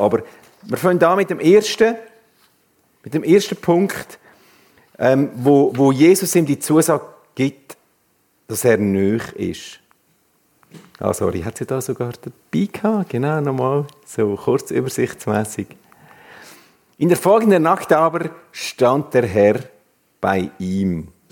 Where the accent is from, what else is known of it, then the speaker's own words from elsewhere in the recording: Swiss Plateau, Switzerland; moved away as an adult; now in Canton of Uri, Switzerland; ursprünglich im Mittelland aufgewachsen und seit über zehn Jahren im schönen Kanton Uri